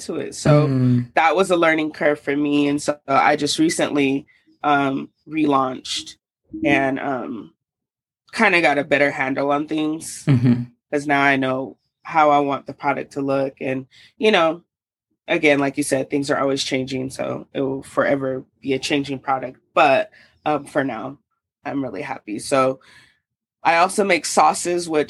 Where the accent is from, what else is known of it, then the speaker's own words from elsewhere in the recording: Salt Lake City, Utah, United States; also born or lived in Oakland, California / Georgia; now in Denver, United States; I was born in Oakland, California, raised in Salt Lake City, Utah, and then moved to Georgia. And then now I'm here back in Denver. But I grew up mostly in Utah